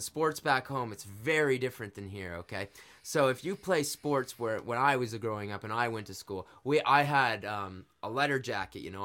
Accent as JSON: {"language": "English", "country": "Canada", "tie": "born or raised there", "said": "growing up in Canada"}